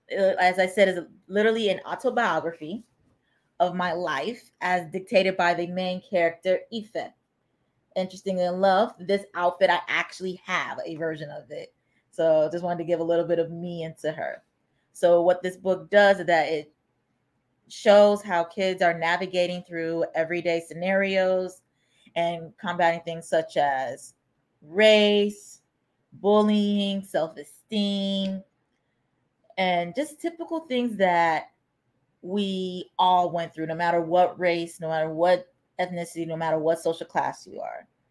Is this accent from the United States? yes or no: yes; United States; I was born and raised here in America